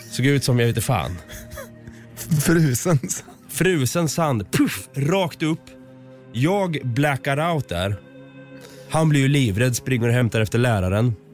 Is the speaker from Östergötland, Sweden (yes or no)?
yes; Östergötland, Sweden